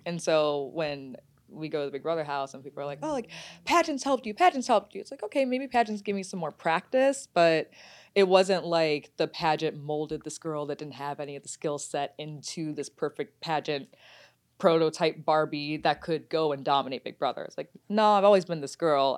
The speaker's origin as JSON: {"language": "English", "town": "Detroit", "region": "Michigan", "country": "United States", "tie": "born or raised there", "also_born_or_lived": "Washington, D.C.", "moved": "yes", "said": "I'm from Detroit, so we used to jump up to Windsor all the time."}